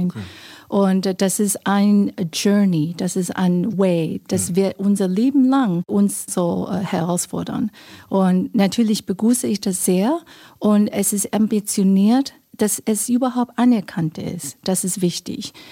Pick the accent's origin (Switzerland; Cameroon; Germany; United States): United States; ich bin in der USA aufgewachsen